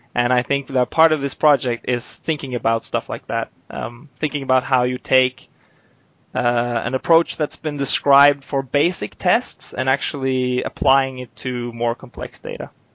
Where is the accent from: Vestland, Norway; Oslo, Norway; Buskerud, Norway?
Oslo, Norway; moved away as an adult; now in Eindhoven, Netherlands; I'm basically from Oslo.